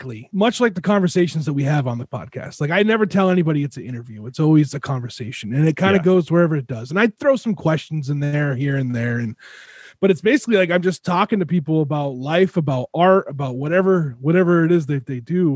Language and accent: English; Southern Rhode Island, United States; growing up where I lived in Rhode Island, Southern Rhode Island